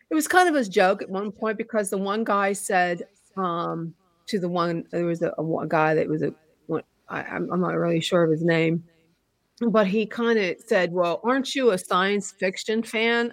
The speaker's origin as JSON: {"language": "English", "town": "Pittsburgh", "region": "Pennsylvania", "country": "United States", "said": "we are from Pittsburgh"}